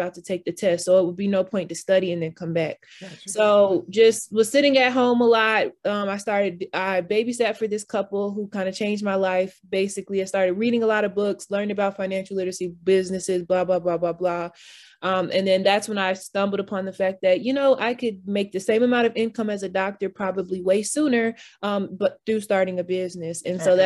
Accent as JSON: {"language": "English", "town": "Atlanta", "region": "Georgia", "country": "United States", "moved": "as an adult", "lives_now": "Philadelphia, United States", "said": "I am from Atlanta. I'm currently in Philadelphia"}